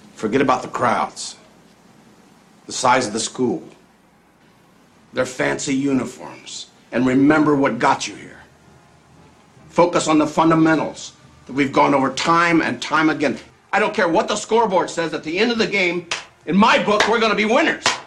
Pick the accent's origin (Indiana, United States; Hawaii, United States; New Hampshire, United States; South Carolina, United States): New Hampshire, United States; growing up in New Hampshire